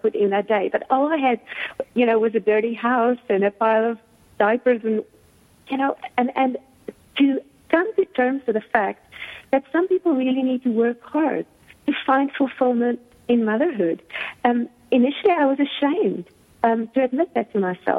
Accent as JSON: {"language": "English", "country": "South Africa", "tie": "born or raised there", "said": "I've been born and raised in South Africa"}